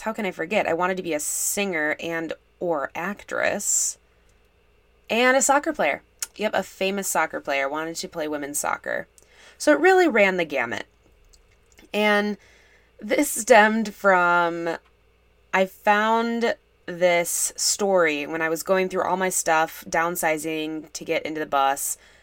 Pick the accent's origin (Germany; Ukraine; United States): United States; Minnesota; I'm from Minnesota